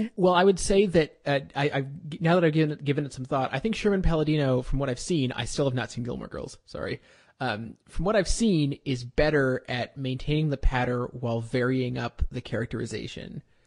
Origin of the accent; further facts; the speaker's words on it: Canada; I'm Canadian